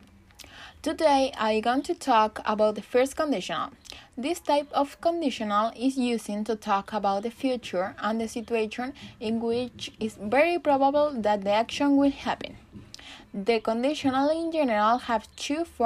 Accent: Chile; English is a second language; I'm from Chile and I am studying English

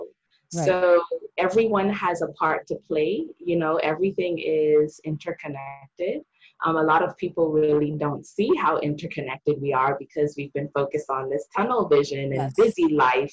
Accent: Bahamas; When I was growing up in the Bahamas, my mom, she was a school teacher.

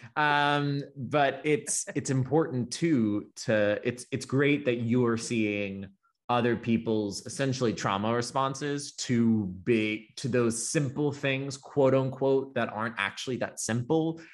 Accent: the South, Florida, United States; I was raised pretty much in the South, Florida's, like, the dump truck of the South

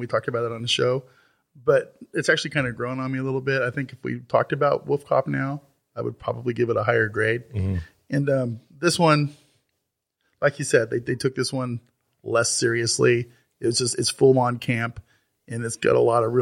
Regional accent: Oregon, United States; moved away; my hometown, Oregon

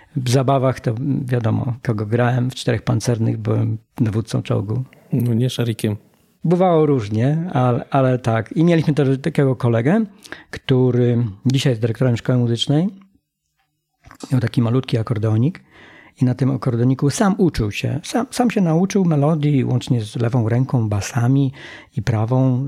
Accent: Polkowice, Lower Silesian Voivodeship, Poland; Wychowałem się y, w takim, z takiej społeczności mm, górniczej. Mm, mieszkałem w Polkowicach

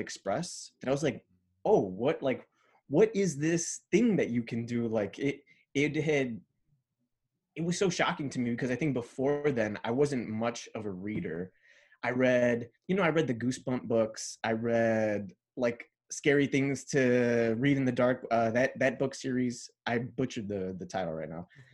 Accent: Chicago, Illinois, United States; first language Spanish; English is a second language; I went from, like, growing up in Pilsen to, like, growing up in, uh, Bridgeport

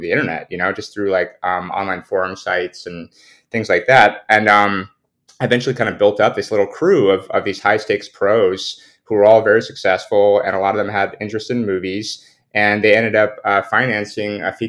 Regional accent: the Bay Area, California, United States; growing up in the Bay Area

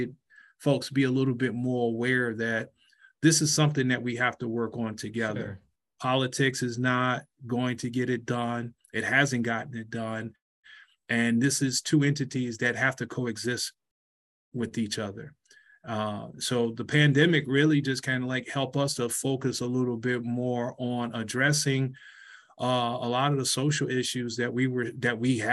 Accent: Detroit, Michigan, United States; as a kid growing up in Detroit

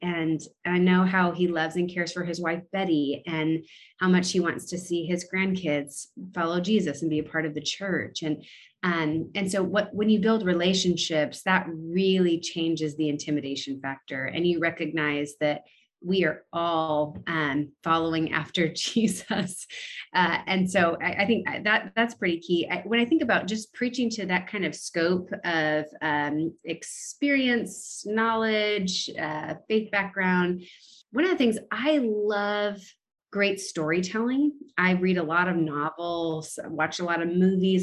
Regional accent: California, United States; moved away as an adult; also born or lived in Bakersfield, California; now in Nashville, United States; we're both born and raised in California

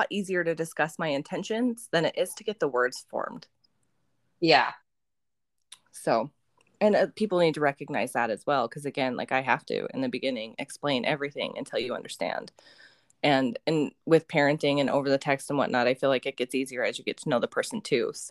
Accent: Utah, United States; also born or lived in Texas / California / Nevada; i grew up in Utah and Texas and California and Nevada and these states. I didn't grow up on the on the east side.

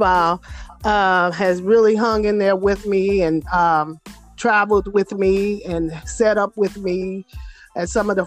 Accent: Indianapolis, Indiana, United States; I grew up in Indianapolis and Indiana

